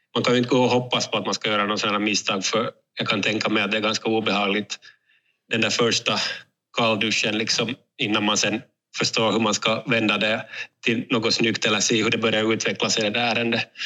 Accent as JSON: {"language": "Swedish", "town": "Raseborg", "region": "Uusimaa", "country": "Finland", "said": "jag kommer själv från Raseborg"}